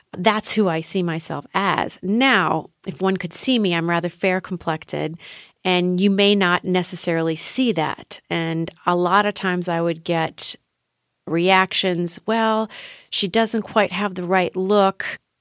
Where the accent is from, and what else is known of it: Ohio, United States; moved away as an adult; now in Berlin, Germany